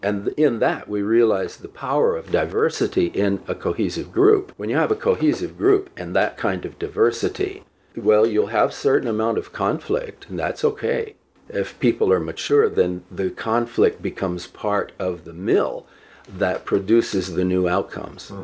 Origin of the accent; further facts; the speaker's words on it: El Paso, Texas, United States; also born or lived in New York / New Jersey; I grew up in El Paso